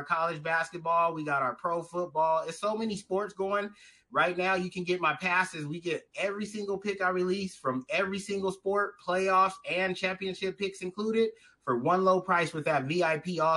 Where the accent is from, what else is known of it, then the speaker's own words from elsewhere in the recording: Southern California, United States; I'm from Southern California